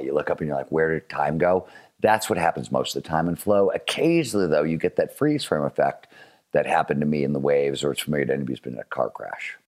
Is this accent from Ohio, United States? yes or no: yes; Cleveland, Ohio, United States; I grew up in Cleveland, Ohio in the nineteen seventies.